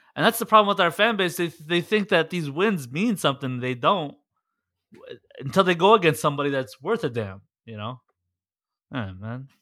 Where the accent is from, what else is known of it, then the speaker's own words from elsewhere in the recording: Detroit, Michigan, United States; I'm from there, I grew up, I went to school